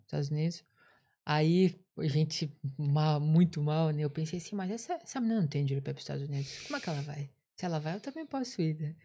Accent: Curitiba, Paraná, Brazil; moved away as an adult; Eu sou de Curitiba, Paraná, lá do sul do país

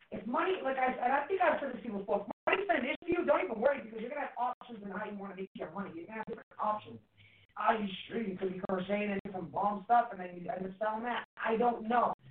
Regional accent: Massachusetts, United States; accent: Massachusetts; we're from Massachusetts

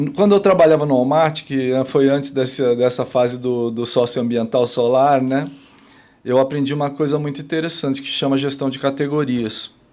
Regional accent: São Paulo, Brazil; moved away as an adult; also born or lived in Rio de Janeiro; Tanto eu como ela somos paulistas

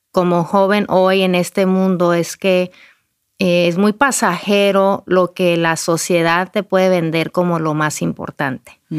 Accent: Durango, Mexico; yo nací, mi hermana y yo, mi hermana gemela y yo nacimos en Durango, México. Crecimos ahí

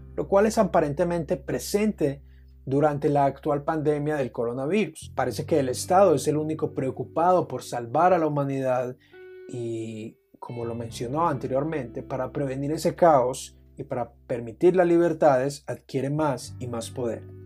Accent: Colombia; mi país, Colombia

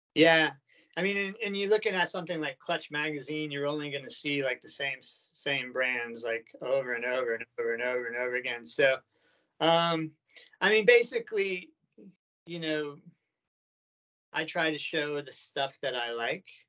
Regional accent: United States; moved away as an adult; now in Japan; I was born in America and I've been living in Japan for like eight years now

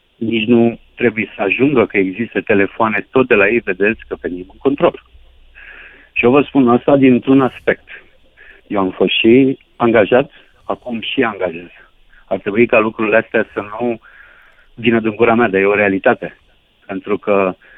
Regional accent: Onești, Bacău County, Romania; Nu sunt din Giurgiu, sunt din Onești, județul Bacău

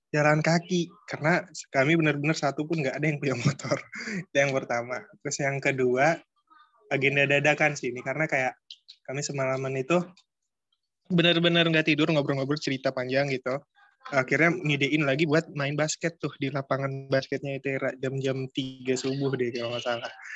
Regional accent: Jambi, Indonesia; aku asalnya dari Jambi

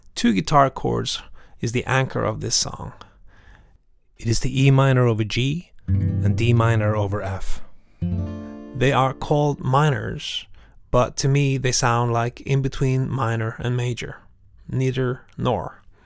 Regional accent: Norway; I'm from Norway.

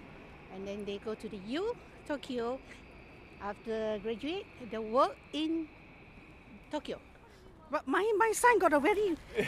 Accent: Malaysia; English is a second language; I'm a Chinese, I am a Malaysian Chinese, I have Chinese name.

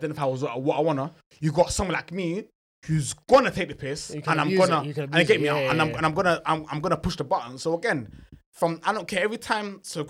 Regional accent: Scotland, United Kingdom; I'm from Scotland, bro.

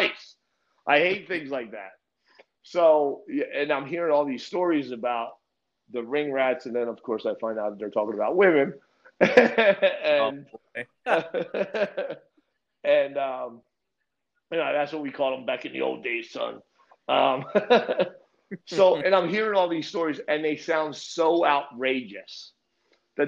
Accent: Linden, New Jersey, United States; moved away as an adult; now in Florida, United States; I grew up in Lindemall, New Jersey

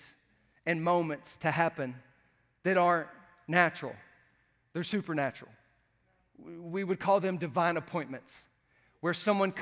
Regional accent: the South, United States; I'm from the South

